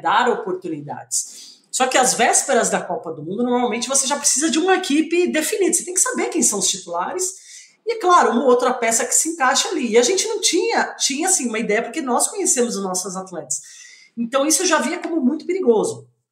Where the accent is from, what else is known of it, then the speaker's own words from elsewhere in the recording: Brazil; nós somos brasileiros